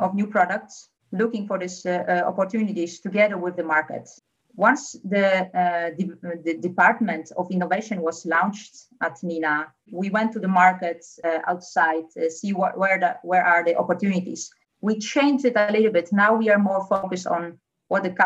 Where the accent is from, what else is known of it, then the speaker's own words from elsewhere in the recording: Poland; English is a second language; now in Netherlands; Originally, I come from Poland, so I speak fluent Polish.